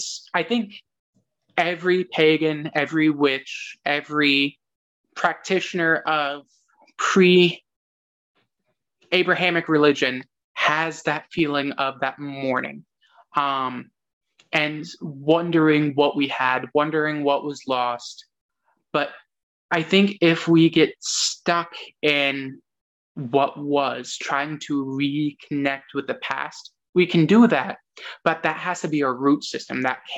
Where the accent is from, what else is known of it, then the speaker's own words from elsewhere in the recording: United States; And yes, we are American, and I fully believe that we have to recognize that and recognize that this is where we were raised